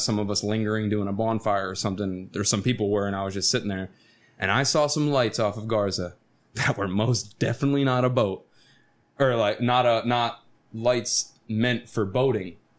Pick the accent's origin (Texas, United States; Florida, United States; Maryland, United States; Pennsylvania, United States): Florida, United States; Stuart; moved away; I grew up in Stuart, Florida, Martin County, Florida, which is a sailfish capital of the world